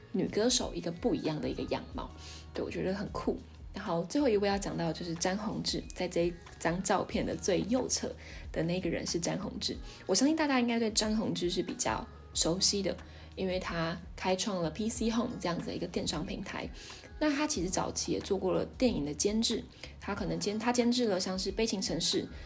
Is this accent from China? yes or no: no; Hsinchu, Taiwan; 我从小在我在新竹长大嘛